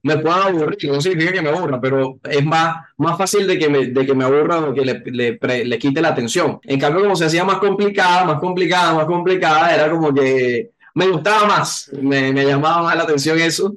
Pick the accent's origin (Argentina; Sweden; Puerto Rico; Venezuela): Venezuela; Caracas, Capital District; now in Colombia; mi natal Caracas, a Venezuela